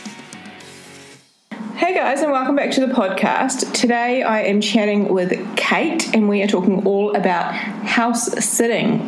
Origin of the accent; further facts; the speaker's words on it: New Zealand; we're both from New Zealand